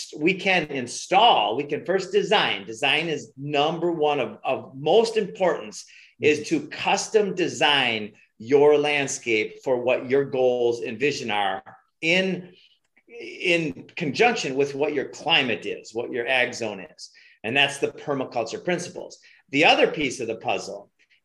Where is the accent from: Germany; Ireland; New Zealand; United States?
United States; Minnesota; moved away; also born or lived in Hawaii; I'm from Minnesota